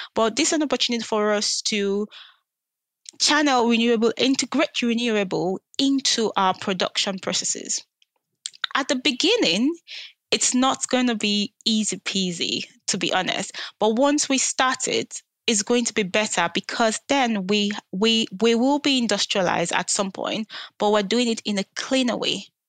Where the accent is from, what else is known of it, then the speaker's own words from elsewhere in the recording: Nigeria; moved away; I grew up in Nigeria